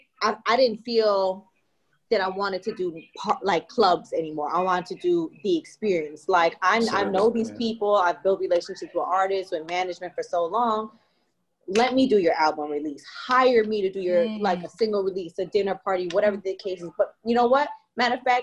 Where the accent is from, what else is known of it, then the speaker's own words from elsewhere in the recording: Toronto, Ontario, Canada; moved away; I'm from Toronto